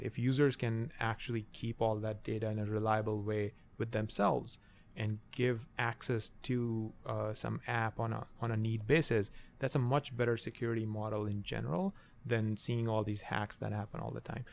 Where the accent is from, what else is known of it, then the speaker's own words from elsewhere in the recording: Pakistan; moved away; I, I grew up in Pakistan